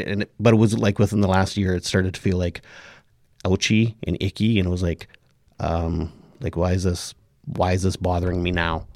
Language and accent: English; Indian Head, Saskatchewan, Canada; my hometown of Indian Head